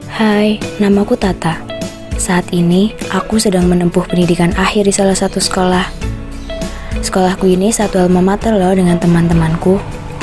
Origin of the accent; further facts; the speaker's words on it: Banyumas, Central Java, Indonesia; Aku lahir di Banyumas 24 Desember 2003